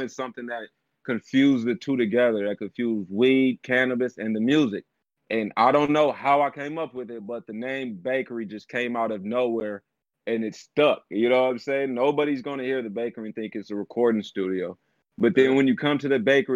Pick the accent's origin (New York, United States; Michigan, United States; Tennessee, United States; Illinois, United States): Illinois, United States; moved away as an adult; also born or lived in California; I'm from Illinois originally